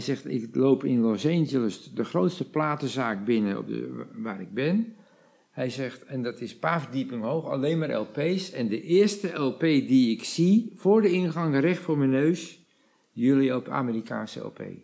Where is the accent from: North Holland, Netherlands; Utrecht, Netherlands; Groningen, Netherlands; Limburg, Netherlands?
North Holland, Netherlands; the Kop van Noord-Holland; we komen uit de kop van Noord-Holland